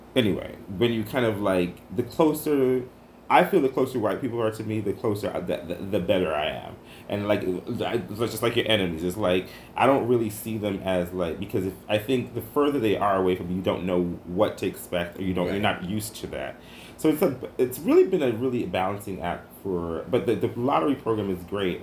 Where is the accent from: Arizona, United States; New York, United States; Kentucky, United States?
New York, United States; New York City; Growing up in New York City and being here right now